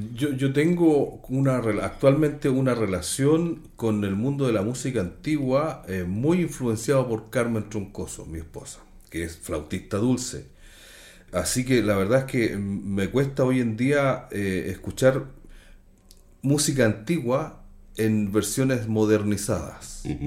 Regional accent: Antofagasta, Chile; now in England; mi familia Los Zamora, en, San Pedro de Atacama y en Calama

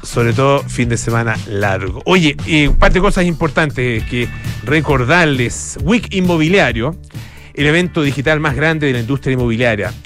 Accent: Chile

